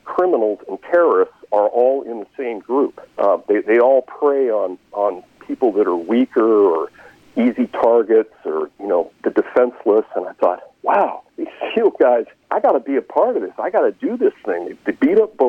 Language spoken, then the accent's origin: English; Seattle, Washington, United States; I was just kind of an average kid growing up in Seattle.